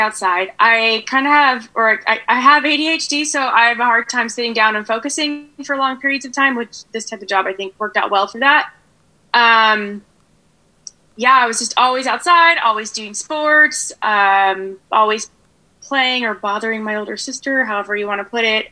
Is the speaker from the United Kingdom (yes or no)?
no; Danville, California, United States; In the East Bay of the Bay Area